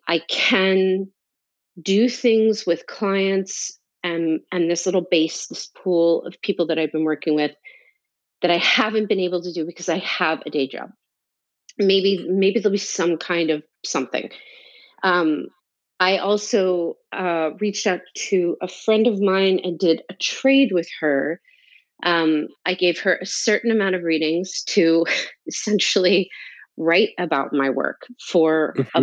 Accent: North New Jersey, United States; moved away as an adult; also born or lived in New York City; I'm from New Jersey. I'm from North New Jersey, about 20 minutes outside of Manhattan

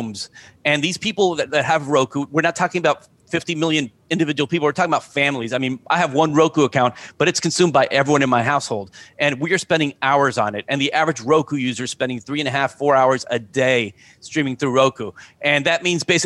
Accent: Miami, Florida, United States; also born or lived in New Jersey; I wasn't born in Miami. I was born in New Jersey, but I've been in Miami since I was five

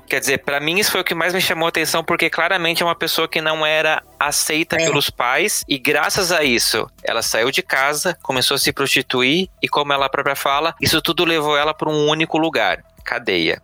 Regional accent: Santa Catarina, Brazil; now in São Paulo, Brazil; eu sou de Santa Catarina, vim morar em São Paulo com a cara e a coragem

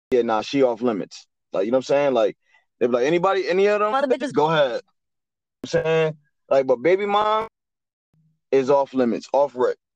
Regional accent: New Jersey, United States; I'm from New Jersey.

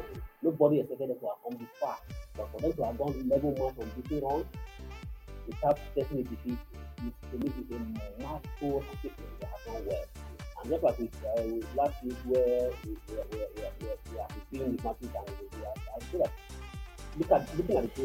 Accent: Nigeria; as a Nigerian

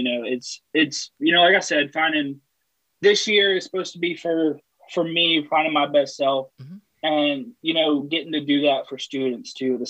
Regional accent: Ashland, Kentucky, United States; also born or lived in New Orleans; I was born and raised in Ashland, Kentucky.

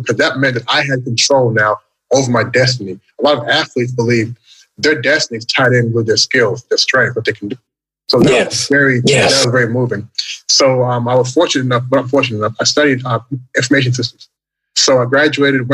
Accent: Louisville, Kentucky, United States; moved away as an adult; also born or lived in Toronto, Canada; now in Shanghai, China; I was born in Canada. And when I was 8 years old, 1980, we then immigrated again into the United States, to Louisville, Kentucky.

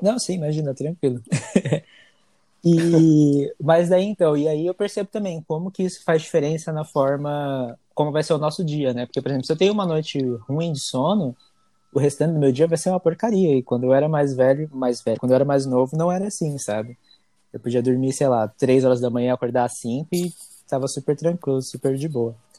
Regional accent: São Paulo, Brazil; also born or lived in Bahia; now in United States; eu nasci na Bahia, no interior da Bahia, mas eu fui criado desde os três meses de idade na, em São Paulo

